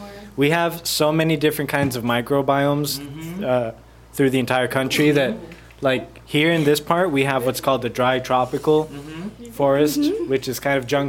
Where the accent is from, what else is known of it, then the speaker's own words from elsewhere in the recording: Costa Rica; a lot of people will come and target Costa Rica because they know how chill we are.